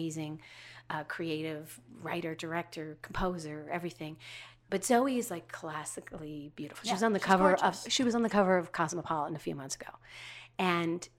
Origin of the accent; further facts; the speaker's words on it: Minnesota, United States; moved away; I came from Minnesota